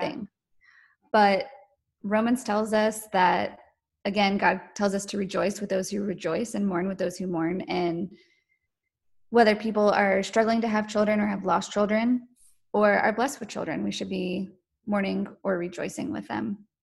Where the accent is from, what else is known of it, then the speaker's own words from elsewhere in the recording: North Carolina, United States; I was born and raised in North Carolina